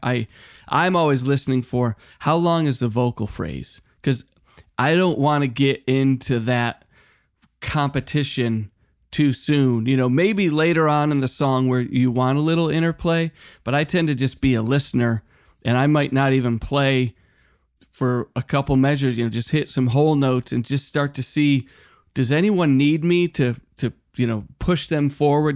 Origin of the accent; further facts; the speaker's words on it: Western Massachusetts, United States; now in Los Angeles, United States; when I was a kid growing up in Western Mass